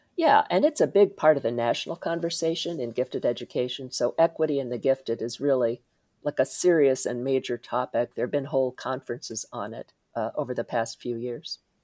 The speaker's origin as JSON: {"language": "English", "region": "Indiana", "country": "United States", "tie": "born or raised there", "said": "I grew up in Indiana"}